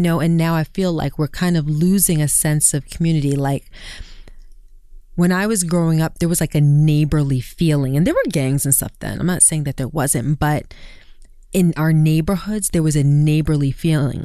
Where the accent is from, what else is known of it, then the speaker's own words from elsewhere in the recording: New York City, New York, United States; growing up in Brooklyn